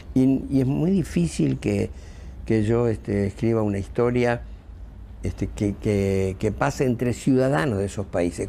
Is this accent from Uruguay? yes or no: yes; Montevideo, Uruguay; Yo soy un montevideano de clase media